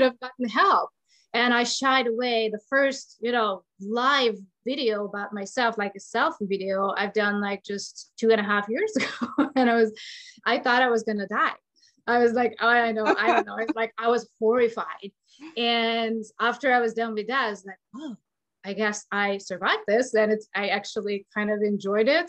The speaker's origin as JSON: {"language": "English", "country": "Hungary", "moved": "yes", "lives_now": "United States", "said": "I'm from Hungary"}